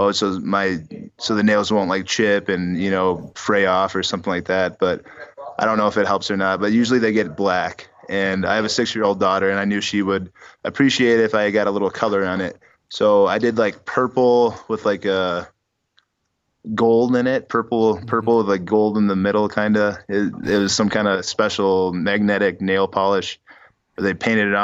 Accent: Sioux Falls, South Dakota, United States; in Sioux Falls, South Dakota, in my hometown

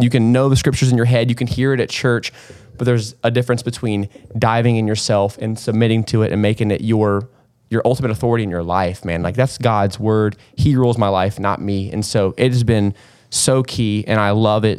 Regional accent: Kannapolis, North Carolina, United States; I'm from Kannapolis

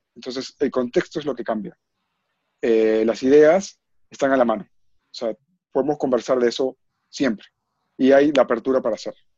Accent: Peru; como peruanos que somos

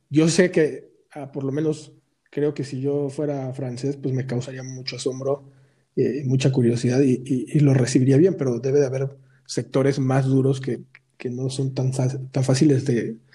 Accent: Mexico; es romper también con nuestros propios eh, rollos de, de, como mexicanos no nos apoyamos

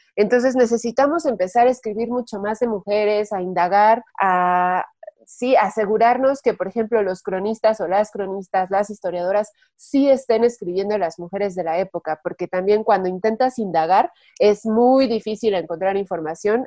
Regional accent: Mexico; nosotras como mexicanas

